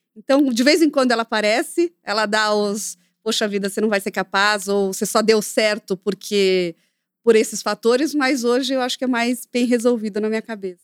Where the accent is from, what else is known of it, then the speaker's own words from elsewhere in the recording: Brazil; eu nasci no Brasil